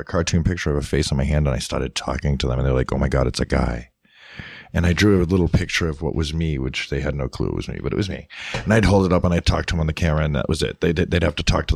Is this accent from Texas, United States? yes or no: no; a city north of Boston, Massachusetts, United States; moved away; also born or lived in White Mountains, New Hampshire; I lived in the city north of Boston, and I was born in the White Mountains in New Hampshire